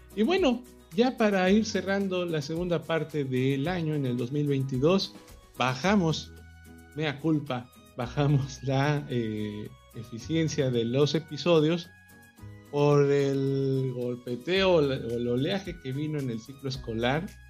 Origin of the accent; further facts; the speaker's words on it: Mexico; el más popular deporte que existe en mi país